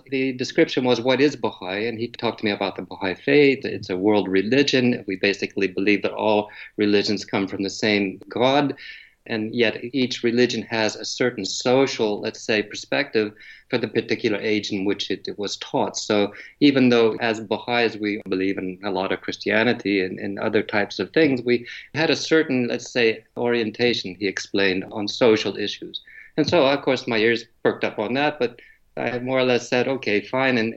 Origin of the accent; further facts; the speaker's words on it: California, United States; born there; also born or lived in Japan; Well, I was born in California during the Korean War when my father was a, a World War II pilot and actually, right after I was born, outside of San Francisco, we were sent to Japan